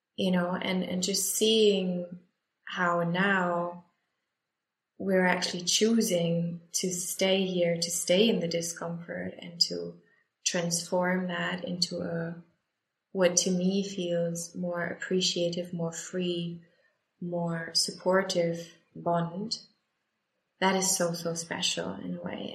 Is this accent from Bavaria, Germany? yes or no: no; Bochum, North Rhine-Westphalia, Germany; my hometown Bochum